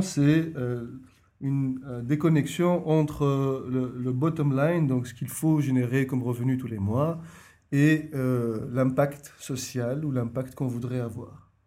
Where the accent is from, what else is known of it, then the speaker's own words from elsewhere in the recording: Tunisia; moved away as an adult; now in Brussels, Belgium; je suis tunisien d'origine